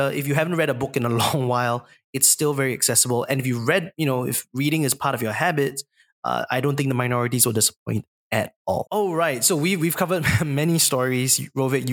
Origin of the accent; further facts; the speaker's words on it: Singapore; a Singaporean Chinese male